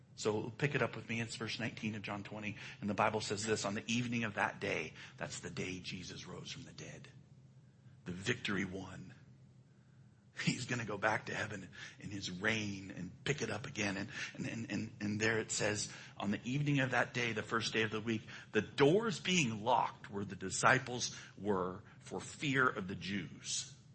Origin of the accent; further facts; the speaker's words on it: United States; I'm an American